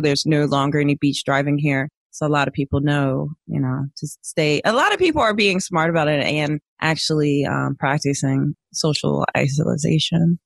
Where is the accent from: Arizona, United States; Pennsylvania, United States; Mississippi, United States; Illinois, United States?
Pennsylvania, United States; Philadelphia; now in Florida, United States; I'm from West Philadelphia, born and raised